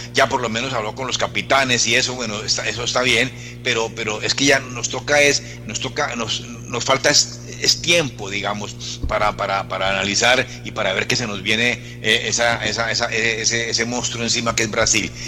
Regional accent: Colombia; como decimos aquí en Colombia

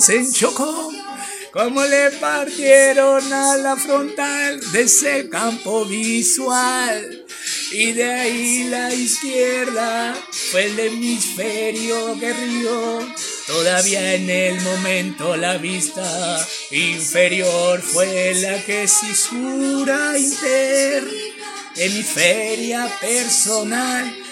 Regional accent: Mexicali, Baja California, Mexico; soy de Mexicali

